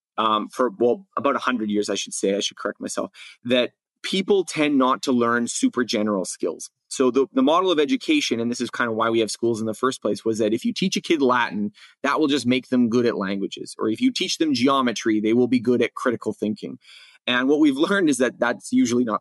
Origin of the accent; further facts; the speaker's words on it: Canada; in grade school in growing up in Canada